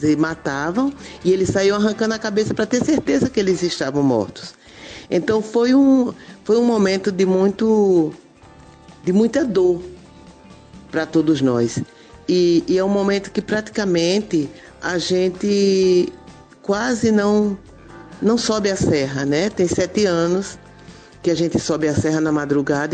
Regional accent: Arapiraca, Alagoas, Brazil; now in Maceió, Brazil; eu nasci em Arapiraca, sou neta de uma família de 114 netos, é muita gente, né? E 68 bisnetos. É, me criei até os 14 anos em Arapiraca, depois vim para Maceió estudar

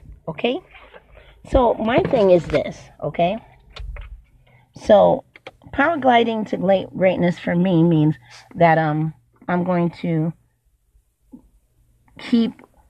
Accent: New York, United States; now in Florida, United States; I'm from New York

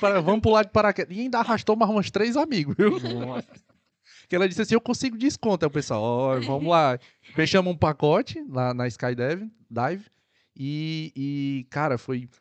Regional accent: Ceará, Brazil; also born or lived in Algarve, Portugal; now in Portugal; Sou cearense

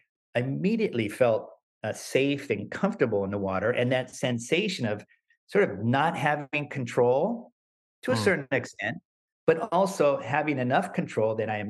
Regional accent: Los Angeles, California, United States; my parents first took me to a beach, Santa Monica Beach, and that was the closest beach to my hometown in Los Angeles.

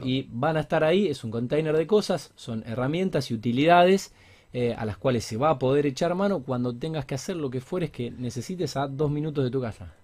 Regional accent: Alcorta, Santa Fe, Argentina; moved away; yo que soy, soy de pueblo, algo que disfruto mucho cuando voy a, cuando voy a mi pueblo, que es Alcorta

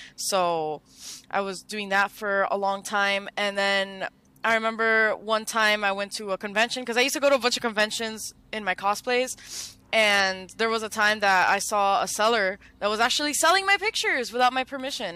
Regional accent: Miami, Florida, United States; I grew up in Miami

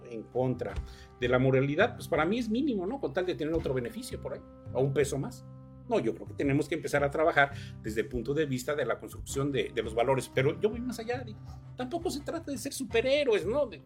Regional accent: Acatlipa, Morelos, Mexico; yo nací en Acatlipa, vivo donde nací en la parcela de mi abuela, ¿no?

